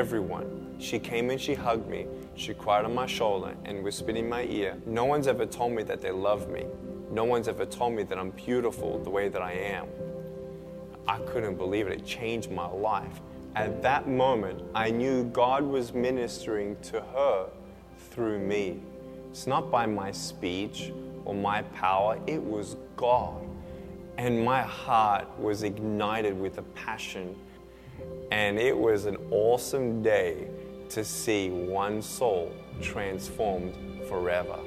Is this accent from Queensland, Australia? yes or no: no; Melbourne, Victoria, Australia; I was born in Melbourne, Australia, 1982